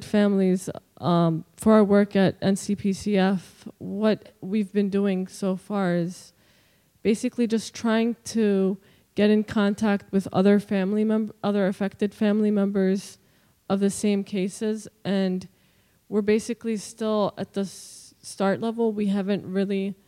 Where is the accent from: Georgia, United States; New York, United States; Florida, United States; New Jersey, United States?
New Jersey, United States; I'm from South Jersey